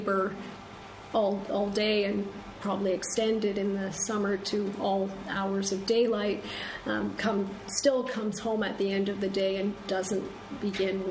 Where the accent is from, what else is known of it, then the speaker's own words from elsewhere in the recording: Canada; as a Canadian who works on British poetry